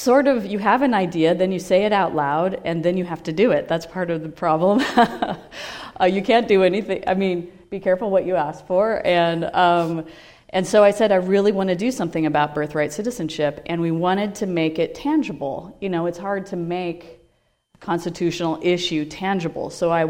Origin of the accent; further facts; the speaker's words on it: Portland, United States; I'm from Portland